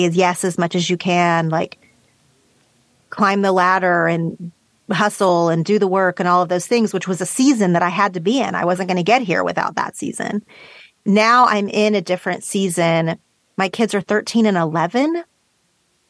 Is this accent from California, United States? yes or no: no; Oklahoma, United States; now in Los Angeles, United States; I grew up in Oklahoma in a place that is like straight meat and potatoes